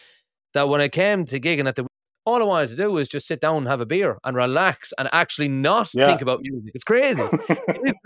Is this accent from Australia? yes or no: no; Ireland; moved away as an adult; now in Aberdeen, United Kingdom; I live in Aberdeen in Scotland, and when I moved here, I'm originally from Ireland, but I moved here in 2014